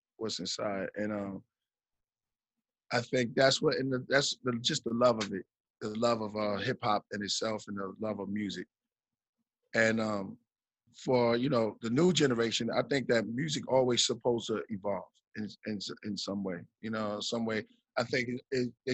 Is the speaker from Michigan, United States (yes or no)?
no; New York, United States; moved away; I'm from New York